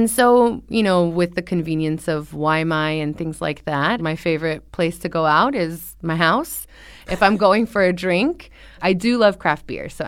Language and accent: English; California, United States; Because I'm originally from Southern California.